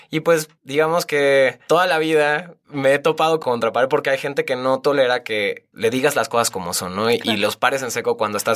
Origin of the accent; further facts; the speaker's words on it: Guadalajara, Jalisco, Mexico; yo nací en Guadalajara